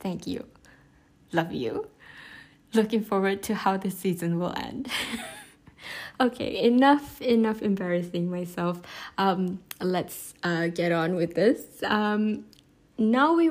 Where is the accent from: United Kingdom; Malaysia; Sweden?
Malaysia; as a Malaysian Chinese